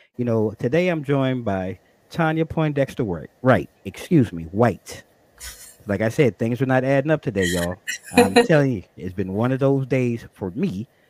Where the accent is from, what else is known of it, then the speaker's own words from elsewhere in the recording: Long Island, New York, United States; also born or lived in Brooklyn, New York; now in Virginia, United States; I was born and raised in Brooklyn, but I grew up on Long Island